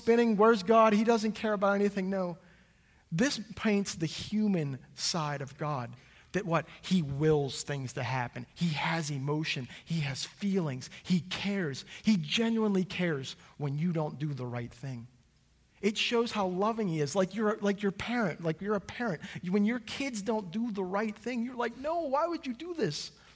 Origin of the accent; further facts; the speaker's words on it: United States; I'm an American